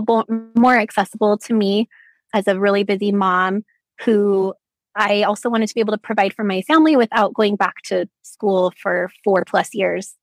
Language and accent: English; Utah, United States; I was born and raised in Utah